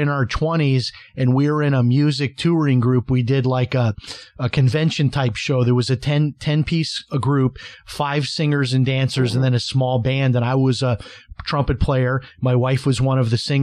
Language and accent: English; Chicago, Illinois, United States; now in St. Augustine, United States; I grew up in Chicago